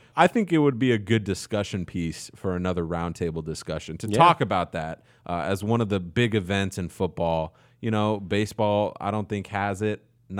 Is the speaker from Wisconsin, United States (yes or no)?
yes; Wisconsin, United States; born there; I was born in Wisconsin.